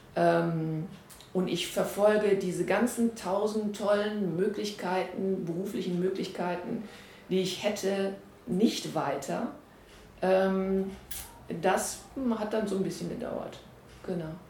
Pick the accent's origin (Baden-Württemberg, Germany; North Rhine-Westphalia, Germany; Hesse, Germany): North Rhine-Westphalia, Germany; Essen; Ich bin in Essen geboren und aufgewachsen